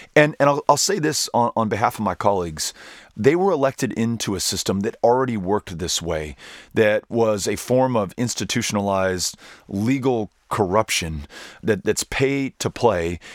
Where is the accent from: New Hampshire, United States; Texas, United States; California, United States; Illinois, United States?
Texas, United States; El Paso; the city in which I was raised, that I'm now raising my children with my wife, Amy, and that I have the good fortune to represent in the United States Congress, El Paso, Texas